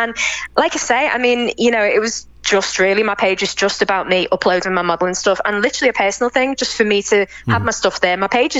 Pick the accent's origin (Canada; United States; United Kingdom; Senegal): United Kingdom; England; And I'd be like, no, I'm English, you know.